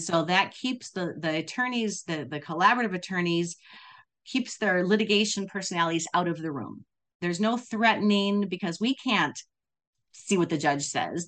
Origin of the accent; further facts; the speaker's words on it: Wisconsin, United States; moved away; also born or lived in California; I grew up in I grew up in Wisconsin, then California, but I was in Wisconsin